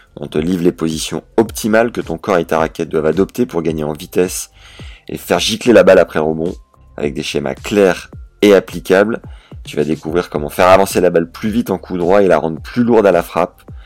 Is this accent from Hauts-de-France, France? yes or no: yes; Beauvais, Hauts-de-France, France; je suis né à Beauvais